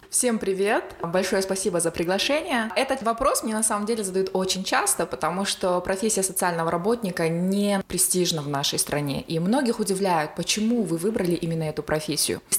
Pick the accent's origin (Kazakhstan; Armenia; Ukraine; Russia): Kazakhstan; Semey, Abai Region; преподавала социальную работу в медакадемии в городе Семей, в моем родном городе.